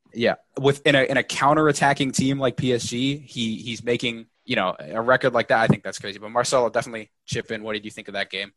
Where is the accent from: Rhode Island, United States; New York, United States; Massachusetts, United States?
New York, United States; I'm from New York.